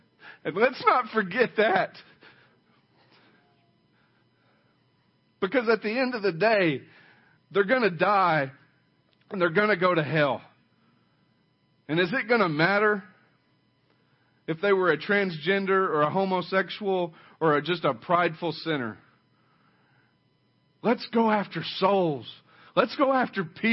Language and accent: English; Oklahoma, United States; now in Ada, United States; I only grew up like 70 miles from here. I mean, it's still middle America, Oklahoma, the Bible Belt